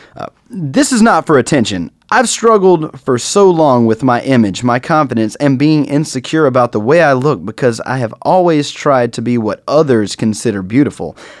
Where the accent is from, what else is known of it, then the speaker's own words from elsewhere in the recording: North Carolina, United States; I am from North Carolina, a major Confederate state.